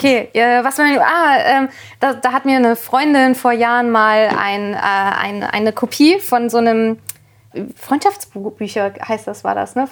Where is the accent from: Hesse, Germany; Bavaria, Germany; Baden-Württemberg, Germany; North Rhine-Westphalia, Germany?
Hesse, Germany; near Kassel, North; in, in der Nähe von Kassel